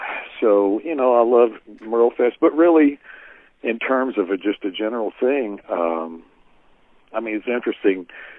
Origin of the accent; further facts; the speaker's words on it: Kentucky, United States; as a Kentuckian to get to play in my home state